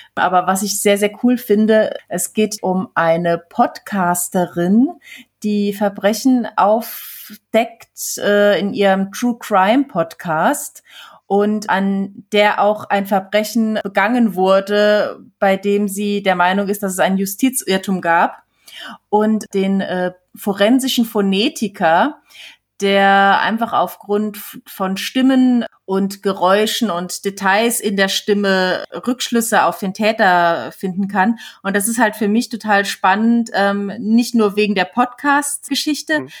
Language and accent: German; Switzerland; als äh, Schweizerin